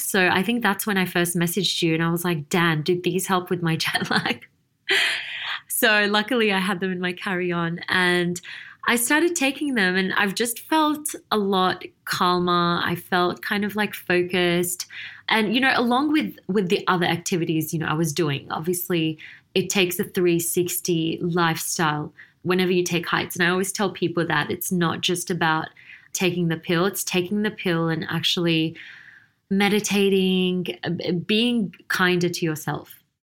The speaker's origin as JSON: {"language": "English", "town": "Sydney", "region": "New South Wales", "country": "Australia", "tie": "born or raised there", "moved": "as an adult", "lives_now": "Dubai, United Arab Emirates", "said": "I was born and raised in Sydney, Australia"}